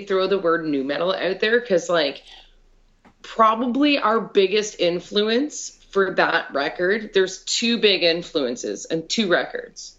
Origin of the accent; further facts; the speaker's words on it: Canada; we're from Canada